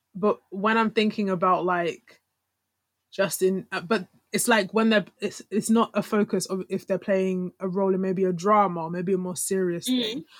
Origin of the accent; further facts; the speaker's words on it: Nigeria; as Nigerian women